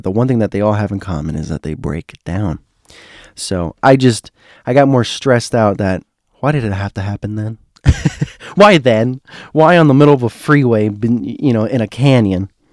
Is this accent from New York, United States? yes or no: no; Miami, Florida, United States; I was from Miami